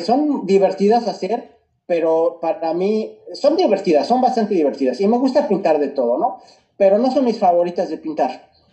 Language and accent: Spanish; Mexico City, Mexico; moved away; nací crecí en la Ciudad de México